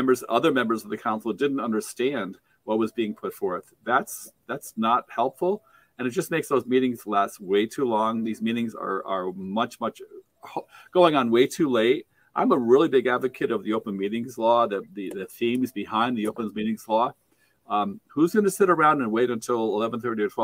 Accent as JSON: {"language": "English", "town": "Saratoga Springs", "region": "New York", "country": "United States", "tie": "born or raised there", "said": "I grew up in Saratoga Springs"}